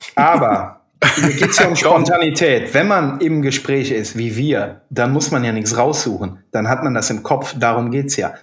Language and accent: German; Burg, Rhineland-Palatinate, Germany; unseren äh, leider schon verstorbenen Bäcker in meinem Heimatort